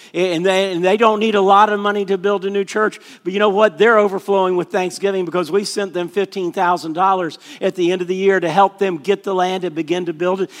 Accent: Orlando, Florida, United States; I grew up in Orlando, Florida

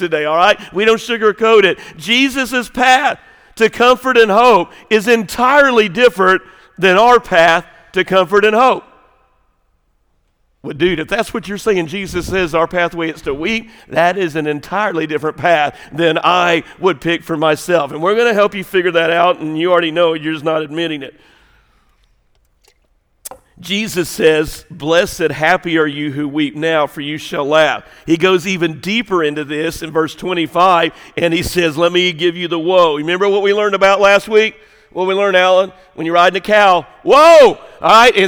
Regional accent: the South, United States; I grew up in America, grew up in the South

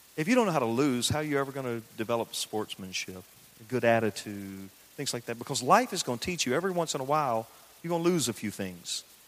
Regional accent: the South, United States; I grew up in the South. I grew up in the country

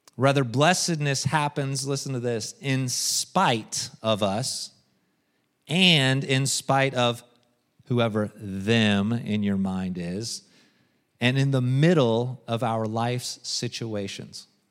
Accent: United States; I'm American

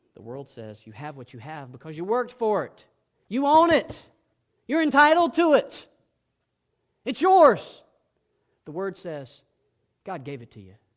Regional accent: South Georgia, United States; I was raised in South Georgia

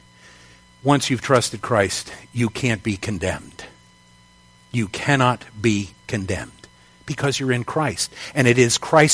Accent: United States; my citizenship is as an American

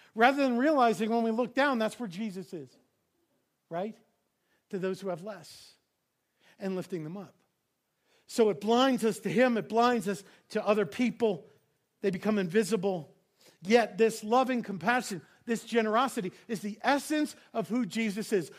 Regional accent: New York, United States; I grew up in New York.

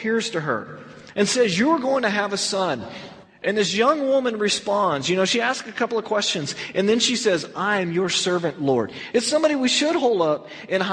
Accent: Texas, United States; now in California, United States; when I moved from Texas out here to California

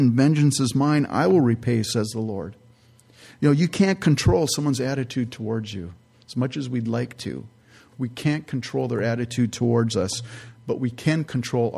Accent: San Jose, California, United States; I grew up in California in the San Francisco Bay Area, San Jose to be specific

